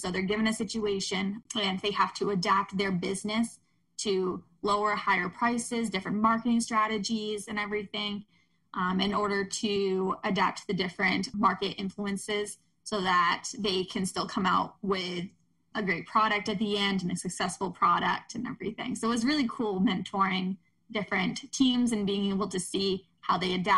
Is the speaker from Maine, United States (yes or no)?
yes; Ellsworth, Maine, United States; I grew up around the Ellsworth area